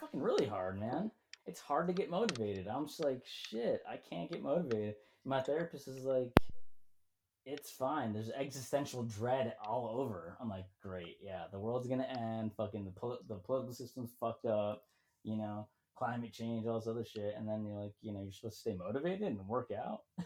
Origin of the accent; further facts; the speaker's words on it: Schaumburg, Illinois, United States; moved away; I grew up near Woodfield Mall